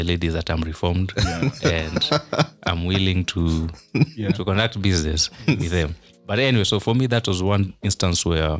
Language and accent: English; Kisii County, Kenya; Like someone just, I come from Kisii, but I don't go there because there's a nini.